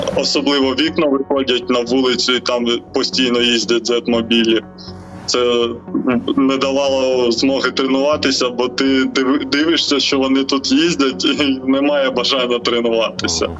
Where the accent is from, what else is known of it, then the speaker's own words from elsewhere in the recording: Ukraine; ми з України